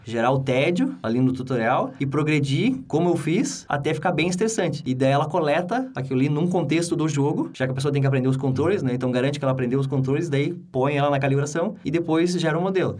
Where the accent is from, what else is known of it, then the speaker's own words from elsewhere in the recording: Brazil; moved away as an adult; also born or lived in Sweden; eu aprendi desde pequeno sendo brasileiro